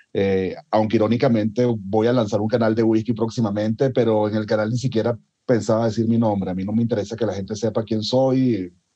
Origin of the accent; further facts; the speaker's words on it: Venezuela; moved away; de donde vengo yo original, originalmente, que es de Venezuela